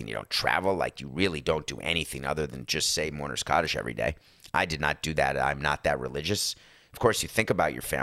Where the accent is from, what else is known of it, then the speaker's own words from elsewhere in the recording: New York, United States; growing up in New York